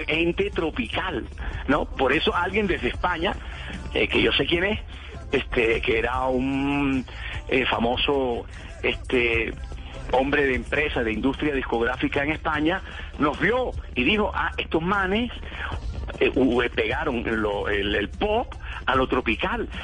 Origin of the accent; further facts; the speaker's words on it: Santa Marta, Magdalena, Colombia; yo vivía en Santa Marta muy cómodamente